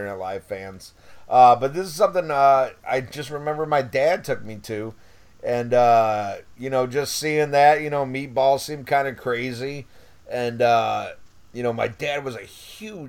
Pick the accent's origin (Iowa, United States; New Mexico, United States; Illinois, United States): Illinois, United States; about an hour south of Chicago; now in New Orleans, United States; I grew up in Illinois, about an hour south of Chicago.